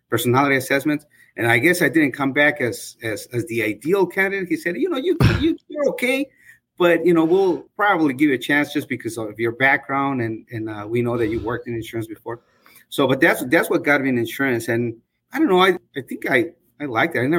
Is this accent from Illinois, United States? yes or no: yes; Bolingbrook, Illinois, United States; I'm from Bolingbrook, and I've had my agency for close to 15 years